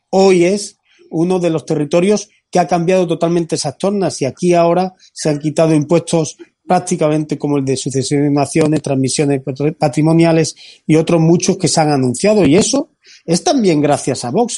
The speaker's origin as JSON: {"language": "Spanish", "town": "Antequera", "region": "Andalusia", "country": "Spain", "said": "Yo que soy de interior, yo que soy de Antequera"}